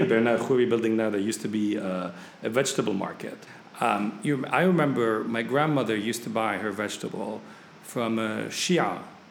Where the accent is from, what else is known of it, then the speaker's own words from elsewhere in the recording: Beirut, Beirut Governorate, Lebanon; moved away as an adult; now in Paris, France; grew up in a country, I grew up in Lebanon during the war.